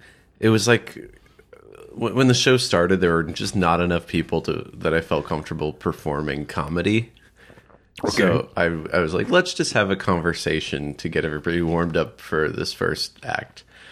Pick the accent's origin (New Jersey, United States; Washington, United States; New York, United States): New Jersey, United States; I grew up in New Jersey.